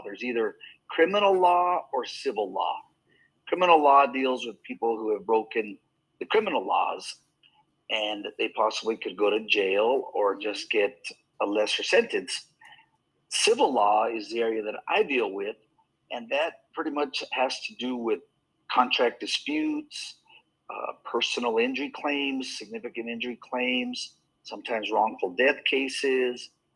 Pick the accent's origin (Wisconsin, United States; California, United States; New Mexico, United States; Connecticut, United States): New Mexico, United States; Bernalillo; also born or lived in Albuquerque, New Mexico; I grew up in New Mexico. I was born in Albuquerque, grew up in a little town called Bernalillo, which is kind of in between Albuquerque and Santa Fe